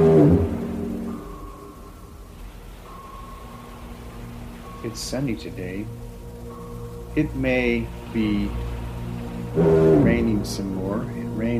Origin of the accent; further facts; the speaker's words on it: Berkeley, California, United States; also born or lived in San Francisco; I grew up in Berkeley in the 60s and San Francisco in the 70s